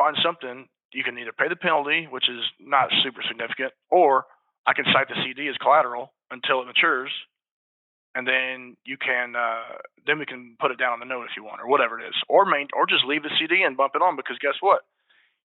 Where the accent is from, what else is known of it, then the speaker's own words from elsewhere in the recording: Salina, Kansas, United States; I was born in Salina, Kansas